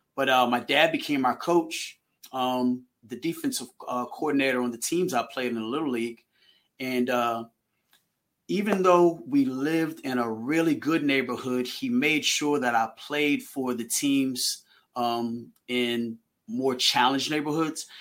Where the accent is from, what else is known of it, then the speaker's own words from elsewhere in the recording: Manassas, Virginia, United States; also born or lived in Haymarket, Virginia; I'm from Manassas, Virginia